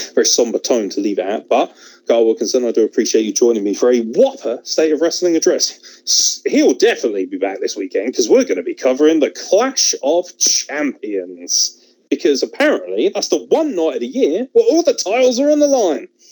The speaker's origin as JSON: {"language": "English", "country": "United Kingdom", "said": "as a British individual"}